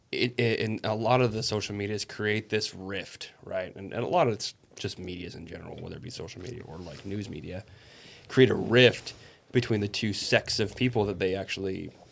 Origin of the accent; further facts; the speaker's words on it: United States; I also am allowed to shoot guns because I'm an American